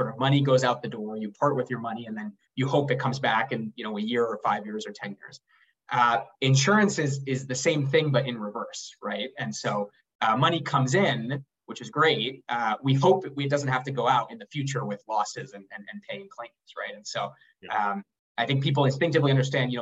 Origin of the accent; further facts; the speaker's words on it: Uruguay; now in New York, United States; I'm originally from Uruguay